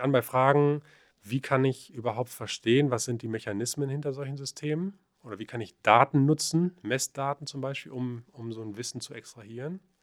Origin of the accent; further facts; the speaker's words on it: the Paderborn region, North Rhine-Westphalia, Germany; also born or lived in Aachen; ich komme ja aus der Region